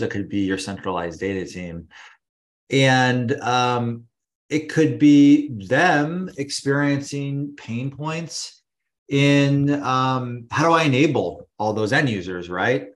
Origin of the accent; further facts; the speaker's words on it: California, United States; moved away as an adult; now in New York, United States; I'm originally from California, but now I've been living in New York for about ten years